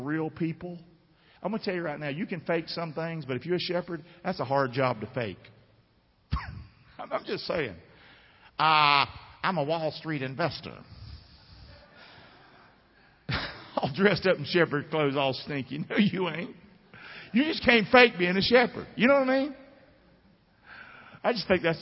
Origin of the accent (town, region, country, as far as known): Rockingham, North Carolina, United States